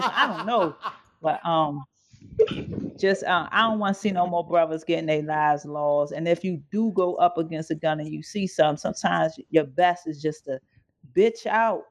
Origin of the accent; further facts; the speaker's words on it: Maryland, United States; I'm from Maryland